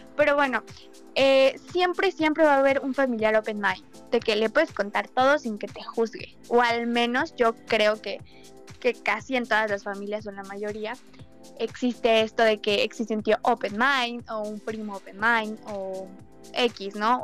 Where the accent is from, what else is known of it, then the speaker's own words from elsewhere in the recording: Mexico; Soy mexicana